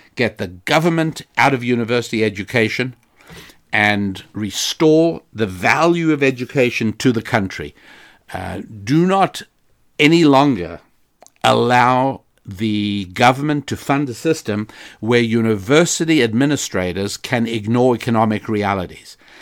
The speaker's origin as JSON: {"language": "English", "country": "United States", "said": "I am an American"}